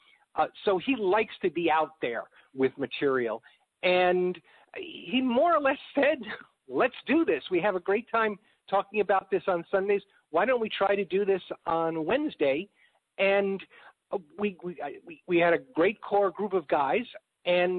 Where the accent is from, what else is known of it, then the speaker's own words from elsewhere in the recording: New York, United States; also born or lived in Chicago; now in Texas, United States; I'm from New York